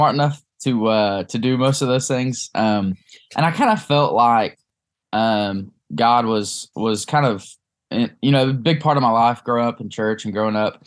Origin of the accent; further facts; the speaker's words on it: Cleveland, Tennessee, United States; now in Martin, United States; I grew up in East Tennessee. It's a little town called Cleveland